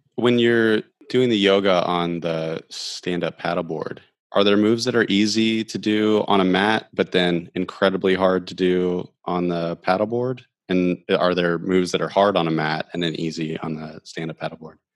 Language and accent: English; Ohio, United States; moved away; also born or lived in Alaska / Florida; I grew up in Ohio